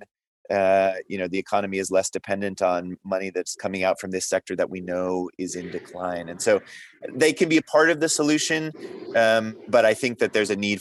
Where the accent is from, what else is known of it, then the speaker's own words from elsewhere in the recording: United States; I'm from the United States